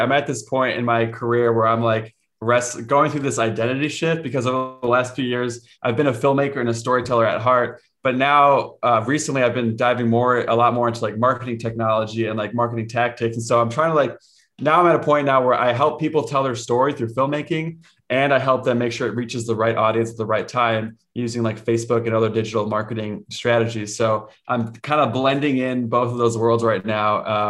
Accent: Cincinnati, Ohio, United States; born there; first language Spanish; And so I was born in Cincinnati, Ohio in a Spanish speaking home. I was that white boy in kindergarten who didn't know how to speak English.

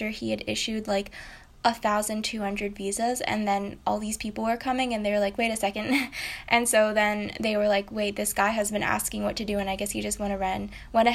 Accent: United States; I'm half Japanese, but I grew up in America

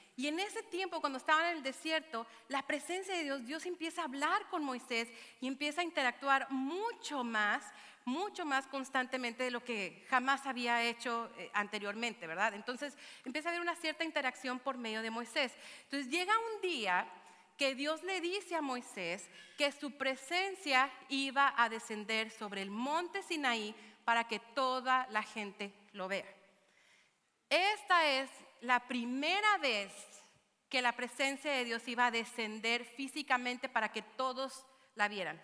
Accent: Mexico; moved away; a mi ciudad natal, que me vio nacer, donde las flautas son de harina

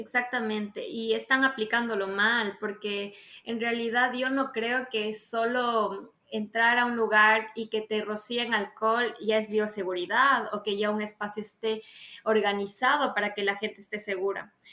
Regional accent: Ambato, Tungurahua, Ecuador; also born or lived in Quito, Ecuador / Guayaquil, Ecuador; soy ambateña

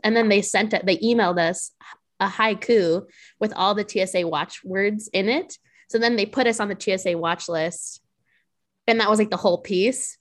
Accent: New Mexico, United States; now in Chicago, United States; I'm originally from New Mexico

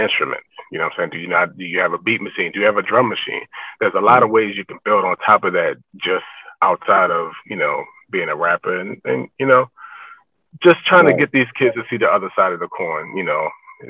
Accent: Annapolis, Maryland, United States; I grew up in Annapolis, Maryland

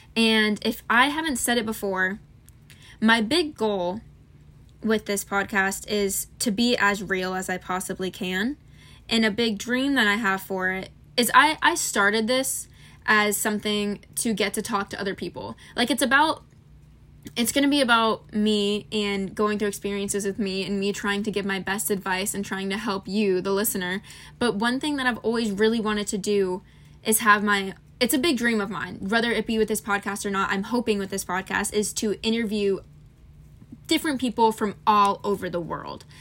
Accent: Florida, United States; I'm from Florida

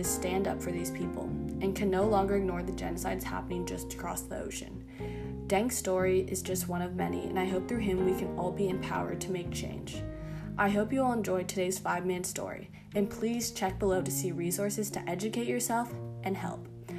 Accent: United States; Growing up in America

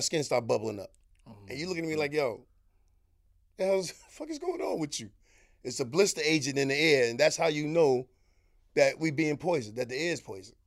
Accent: New York City, New York, United States; I'm a young kid coming from Harlem.

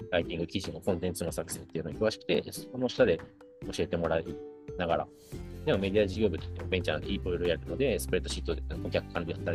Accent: North Korea; 自分が北朝鮮で生まれ、あ違う、生まれてないな、育ったことだったりとか、

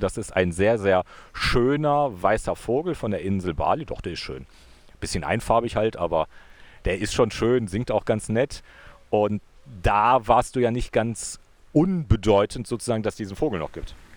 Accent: Wuppertal, North Rhine-Westphalia, Germany; moved away as an adult; now in Innsbruck, Austria; Wuppertal ist ja meine alte Heimat

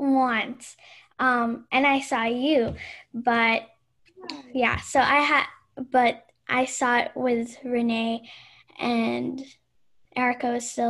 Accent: Seattle, Washington, United States; also born or lived in Philippines / New York; I was born in the Philippines and I was there until I was 7. And when we moved to America, I stayed in New York for like 6 months because as like a passing period. And then I went to Seattle.

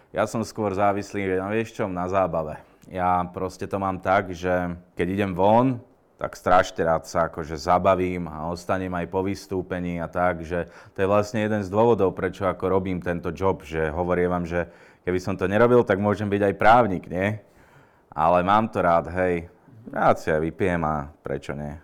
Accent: Lučenec, Banská Bystrica Region, Slovakia; moved away as an adult; now in Bratislava, Slovakia; Tak ja som pôvodom z Lučenca, tam sa stále cítim akože doma

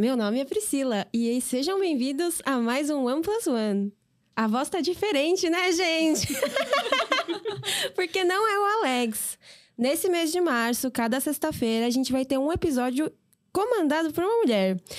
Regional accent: São Paulo, Brazil; E eu nasci e cresci em São Paulo, no bairro da Aclimação

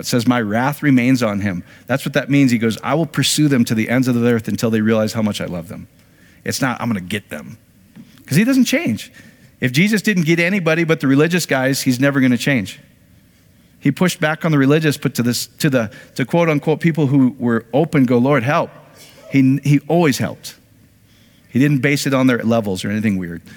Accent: Iowa, United States; I grew up in Iowa.

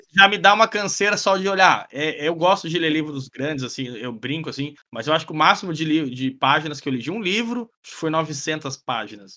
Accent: Goiás, Brazil; now in Paraná, Brazil; eu moro no Paraná, mas sou de Goiás

